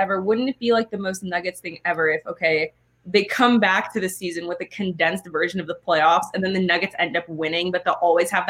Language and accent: English; Oakland, California, United States; I grew up in Oakland.